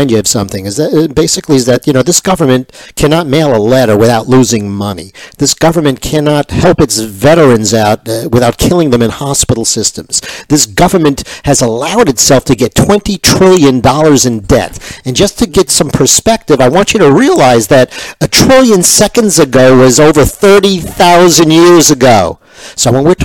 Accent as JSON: {"language": "English", "region": "New York", "country": "United States", "said": "I was from New York, but I did go actually to the New Jersey Dental School."}